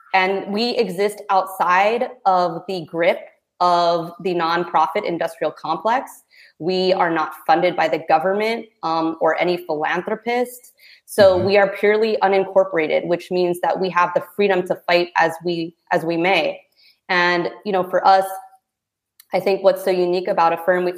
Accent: Philippines; as a Filipina, you know, coming from a very religious background

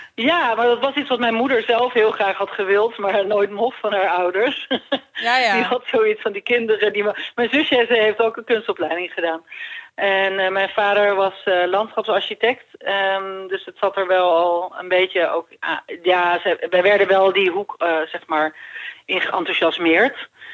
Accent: Ireland; moved away; ik groeide op in Ierland

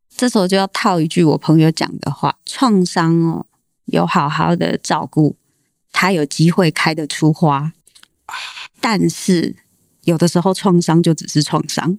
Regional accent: Tainan, Taiwan; 我是台南人

